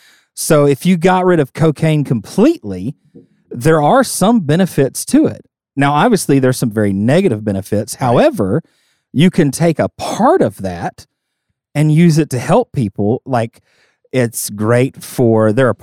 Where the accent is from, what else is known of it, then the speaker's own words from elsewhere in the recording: Southern United States, United States; I grew up in the South, but I am not a super friendly Southerner.